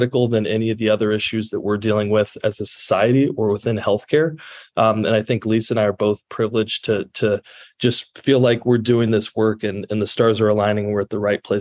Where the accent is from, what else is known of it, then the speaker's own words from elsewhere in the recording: Central Illinois, United States; And so I'm from Central Illinois, and we have that saying that's, does it play in Peoria?